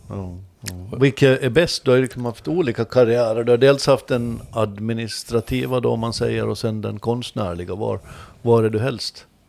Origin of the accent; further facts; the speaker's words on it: Åland Islands; som ålänning